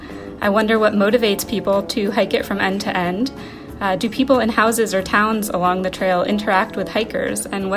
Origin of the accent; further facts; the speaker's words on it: Post Mills, Vermont, United States; I'm from Post Mills, Vermont.